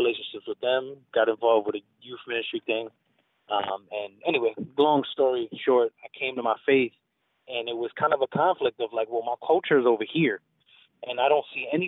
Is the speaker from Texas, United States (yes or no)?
no; New York City, New York, United States; born and raised in the Bronx, New York